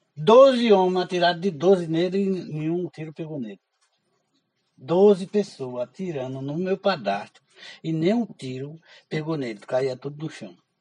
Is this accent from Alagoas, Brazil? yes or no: yes; Alagoas, Brazil; Em Alagoas, eu nunca saí de Alagoas